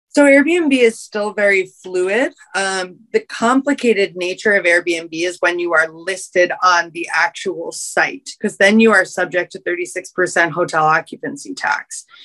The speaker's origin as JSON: {"language": "English", "town": "New York City", "region": "New York", "country": "United States", "tie": "born or raised there", "said": "I was raised in Union Square. I'm a native New Yorker."}